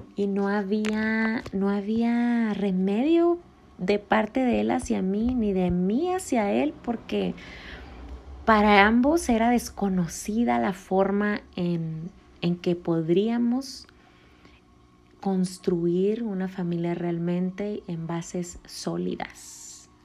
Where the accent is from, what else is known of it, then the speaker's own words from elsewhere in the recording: Puerto Vallarta, Jalisco, Mexico; yo nací en Puerto Vallarta